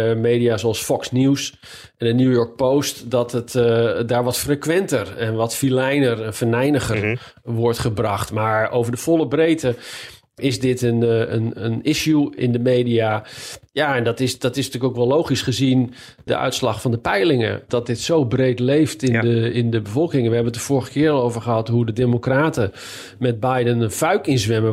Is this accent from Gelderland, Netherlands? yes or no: no; Leiden, South Holland, Netherlands; moved away as an adult; now in Washington, United States; wij komen dan uit Leiden